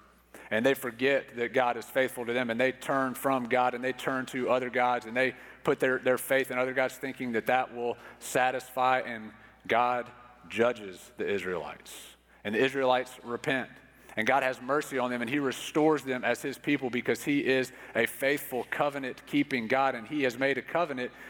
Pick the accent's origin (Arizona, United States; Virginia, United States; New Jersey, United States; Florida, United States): Florida, United States; Pensacola; growing up in Pensacola, Florida